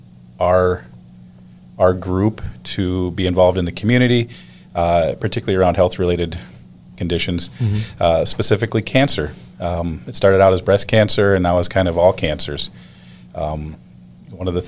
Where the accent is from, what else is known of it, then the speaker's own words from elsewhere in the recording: Illinois, United States; moved away as an adult; also born or lived in Decorah, Iowa; now in Minnesota, United States; I grew up in Illinois